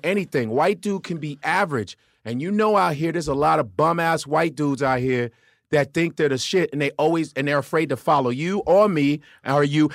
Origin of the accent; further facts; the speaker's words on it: Chicago, Illinois, United States; moved away; also born or lived in Los Angeles; I am North Side. I grew up around Wrigley Field.